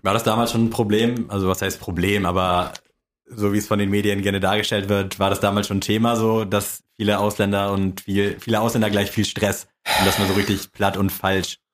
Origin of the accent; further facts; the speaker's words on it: Buxtehude, Lower Saxony, Germany; also born or lived in Neugraben, Hamburg; ich bin zwischen 0 und 6 bin ich einmal von Buxtehude nach Neugraben gezogen, irgendwie mit drei und dann mit sechs wieder zurück nach Buxtehude